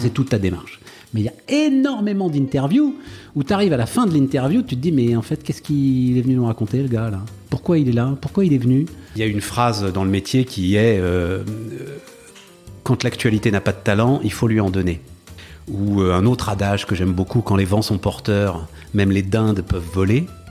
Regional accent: Paris, Île-de-France, France; also born or lived in Issy-les-Moulineaux; je suis né à Paris. Enfin, hmm. c'est un des drames de ma vie, c'est que donc euh, mes parents habitaient à Paris. Je hmm. suis euh, euh, fils, petit-fils de Parisiens, enfin très très fier de ma ville.

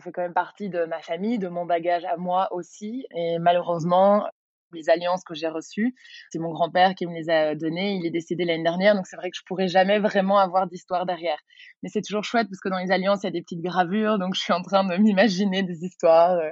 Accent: Brussels, Belgium; j'ai 31 ans, je suis bruxelloise, je suis professeure de yoga

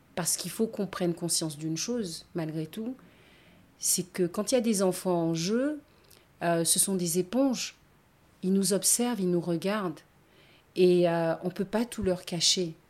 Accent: Basse-Terre, Guadeloupe, France; also born or lived in New Caledonia; now in Baie-Mahault, France; je suis née à Bastère, c'est ma région

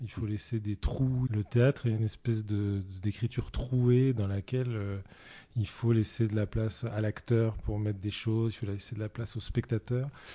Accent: Saint-Brieuc, Brittany, France; je suis né à Saint-Brieuc

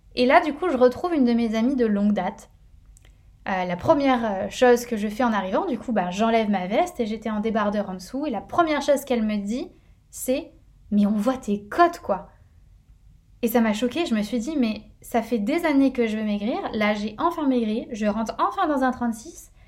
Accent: northern France, France; now in Paris, France; Je suis originaire du nord de la France

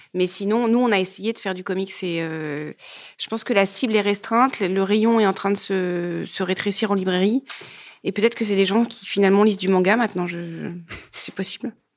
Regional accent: Grenoble, Auvergne-Rhône-Alpes, France; Je viens de Grenoble, je viens donc du Dauphiné

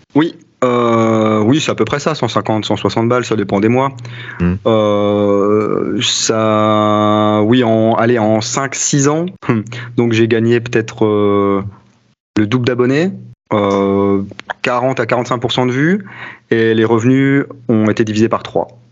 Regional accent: France; je suis français

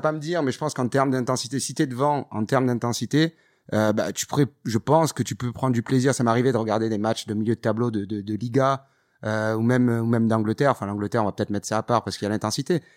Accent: Toulouse, Occitania, France; viens de Toulouse, donc j'ai vécu ça avec le TFC des années

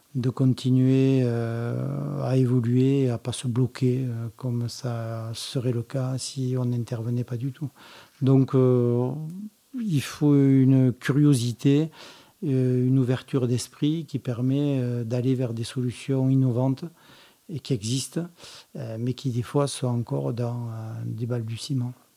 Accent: Languedoc, Occitania, France; also born or lived in Montpellier; je suis originaire du Languedoc, je suis catalan par mon père et lozérien euh, par ma mère

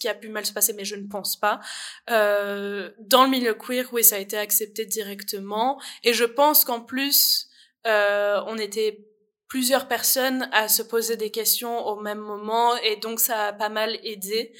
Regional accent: France; now in Liège, Belgium; je viens de France et ma famille est en France.

